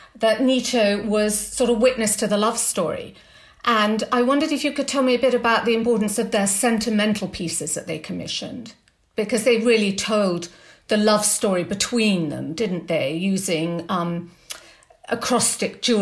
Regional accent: England, United Kingdom; us both being English women

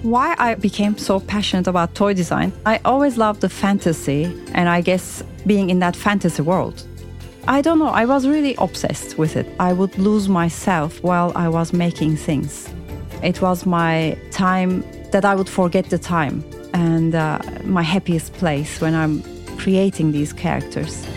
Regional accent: Turkey; now in London, United Kingdom; I'm from Turkey originally, and now I'm living in London.

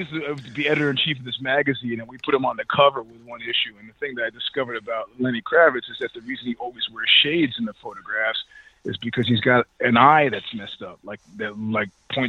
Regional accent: New York, United States; I'm a New Yorker

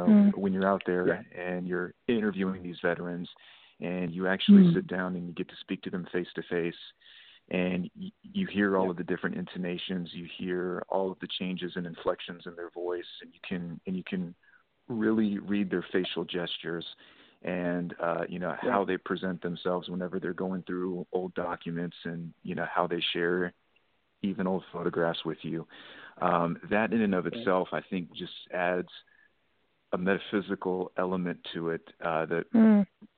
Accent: Texas, United States; moved away; that is my home state

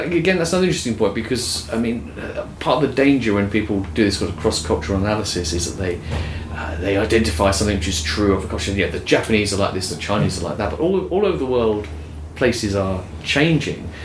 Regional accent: United Kingdom; I come from Britain

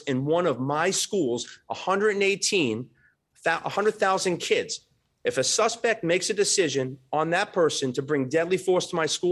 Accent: New York, United States; now in Florida, United States; my hometown in New York, Chicago.

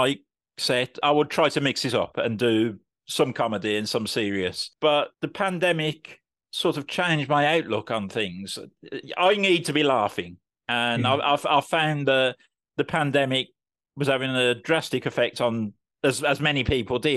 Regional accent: Birmingham, West Midlands, United Kingdom; moved away as an adult; now in Swindon, United Kingdom; I'm a Brummie who unfortunately had to move away from Birmingham for work. I currently live in Swindon in Wiltshire

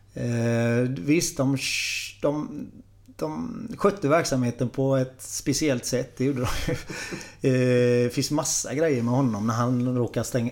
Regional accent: Gothenburg, Västra Götaland, Sweden; jag är uppvuxen ute i Frölunda

